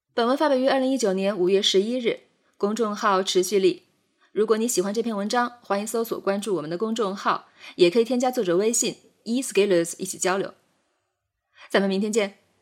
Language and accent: Chinese; China; 我们作为中国人，活在汉语的环境下